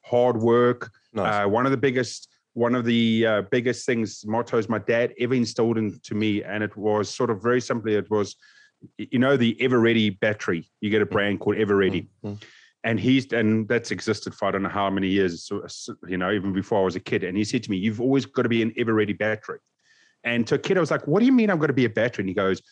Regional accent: South Africa; Growing up in South Africa

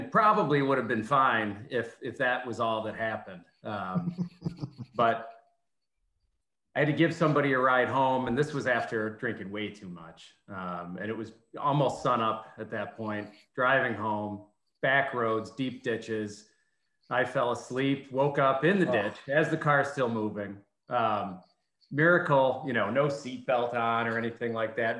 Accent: Finger Lakes, New York, United States; I grew up in the Finger Lakes

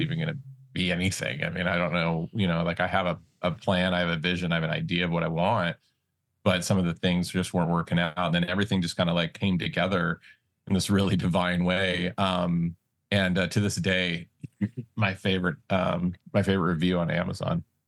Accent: Montana, United States; also born or lived in Las Vegas, Nevada; I was born in Vegas, but then my mom and dad moved us out to, you know, Montana, uh, when Vegas started getting crazy back in the late eighties

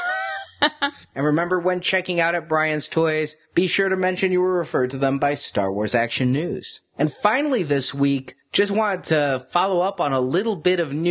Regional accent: United States; Being an American

